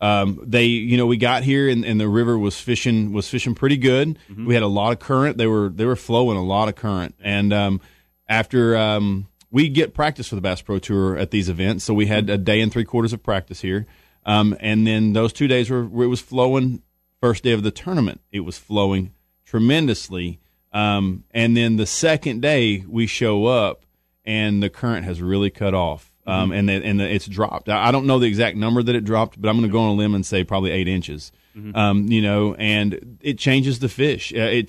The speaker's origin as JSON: {"language": "English", "region": "Texas", "country": "United States", "said": "You know, I'm from Texas, and right now you wake up and it's about 100"}